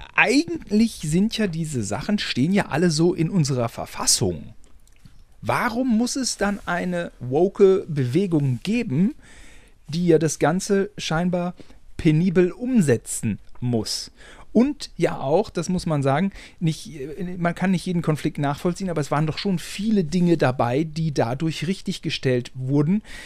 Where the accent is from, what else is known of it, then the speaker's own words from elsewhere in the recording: Germany; wir beide als Deutsche